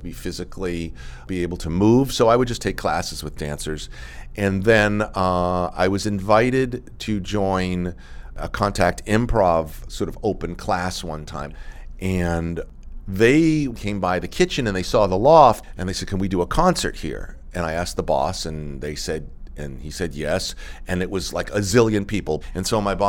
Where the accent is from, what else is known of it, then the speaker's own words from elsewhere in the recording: Woburn, Massachusetts, United States; moved away; also born or lived in New York; I grew up in Woburn, Massachusetts, which is about 10 miles northwest of Boston